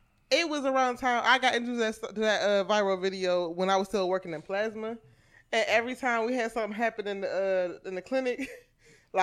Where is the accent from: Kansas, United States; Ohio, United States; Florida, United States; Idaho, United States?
Ohio, United States; Cleveland; I'm from Cleveland